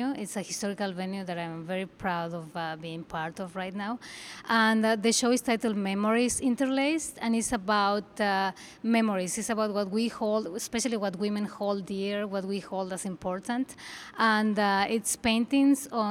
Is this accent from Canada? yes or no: no; Mexico; moved away as an adult; now in New York, United States; I'm originally from Mexico